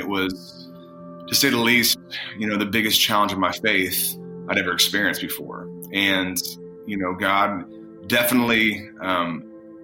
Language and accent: English; Indiana, United States; moved away as an adult; also born or lived in California; I actually am from Indiana